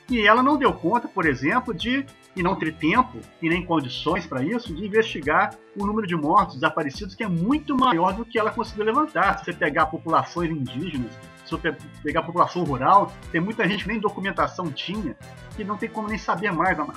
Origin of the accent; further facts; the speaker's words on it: Minas Gerais, Brazil; eu, como bom mineiro, né, eu gosto muito de praia.